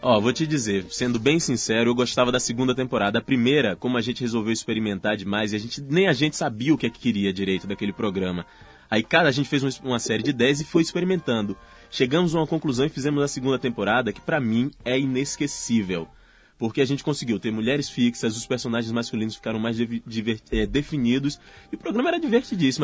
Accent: Salvador, Bahia, Brazil; accent: Bahian; moved away; meu sotaquezinho baiano

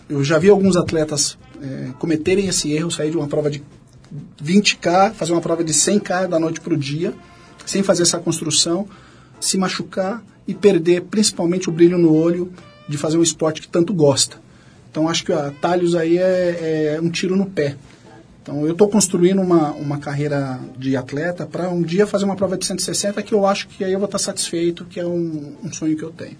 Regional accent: Carapicuíba, São Paulo, Brazil; also born or lived in Três Lagoas, Mato Grosso do Sul / São José dos Pinhais, Paraná; Nasci quase que por acaso em Três Lagoas, Mato Grosso do Sul, fiquei apenas um mês. Moramos alguns anos em São José dos Pinhais, até fincar raízes aqui em São Paulo, ali na, em Carapicuíba.

